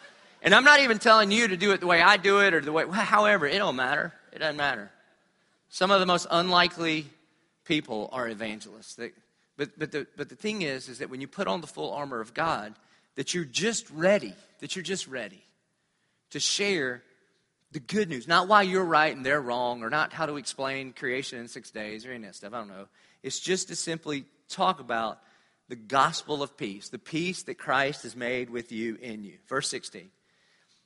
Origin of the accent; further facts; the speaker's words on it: United States; I'm a pastor from America